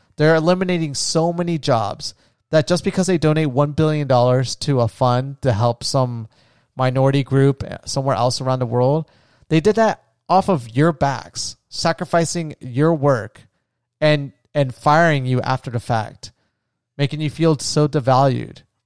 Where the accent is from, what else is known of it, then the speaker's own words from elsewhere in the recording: United States; as an American